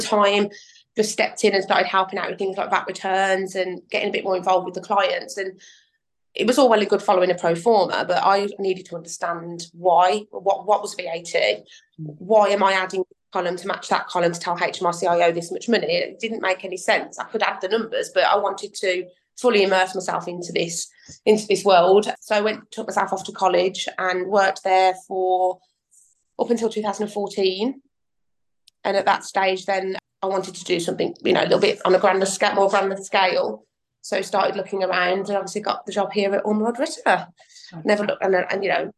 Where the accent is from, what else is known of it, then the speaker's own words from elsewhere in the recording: Birmingham, West Midlands, United Kingdom; I was born and raised in Birmingham